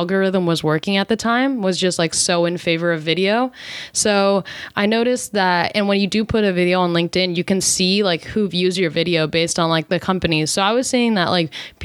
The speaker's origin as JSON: {"language": "English", "region": "East Coast", "country": "United States", "moved": "yes", "lives_now": "California, United States", "said": "we're both from the East Coast living in California"}